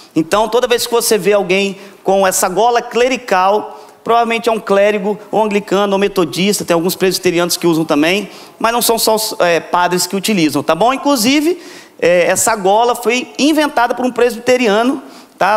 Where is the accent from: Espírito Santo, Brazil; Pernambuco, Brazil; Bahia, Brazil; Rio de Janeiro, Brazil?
Espírito Santo, Brazil; Vitória; Eu vim lá de Vitória, que tem muqueca capixaba